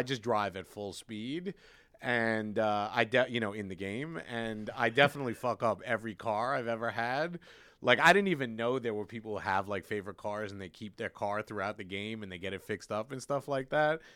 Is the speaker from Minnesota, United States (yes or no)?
no; New York City, New York, United States; I grew up in Brooklyn, you know, we had the subway